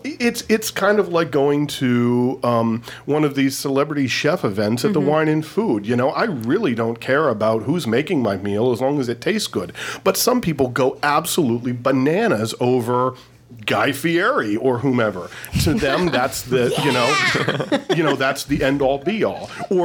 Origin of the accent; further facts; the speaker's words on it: Erie, Pennsylvania, United States; moved away; my hometown, Erie, Pennsylvania.